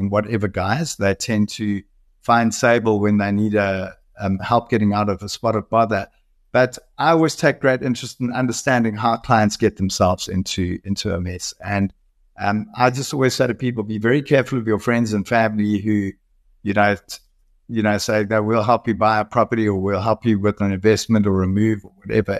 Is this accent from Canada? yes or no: no; South Africa; South Africans are also quite resilient. We're known as hard workers.